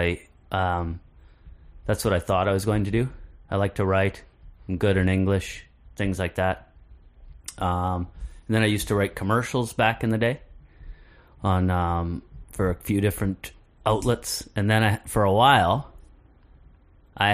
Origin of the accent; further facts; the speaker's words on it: Cook's Creek, Manitoba, Canada; I am from Cook's Creek, Manitoba